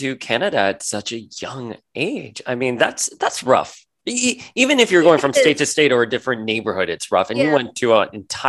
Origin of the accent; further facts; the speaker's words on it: Miami, Florida, United States; moved away as an adult; also born or lived in New York; I'm a Florida boy. I grew up in Miami.